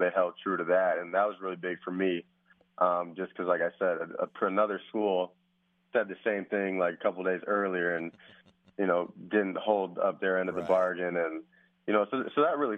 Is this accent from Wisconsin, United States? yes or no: yes; Wisconsin, United States; moved away as an adult; I was from Wisconsin